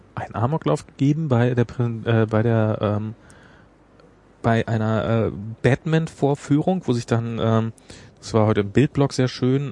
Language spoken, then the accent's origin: German; Germany; bei uns in Deutschland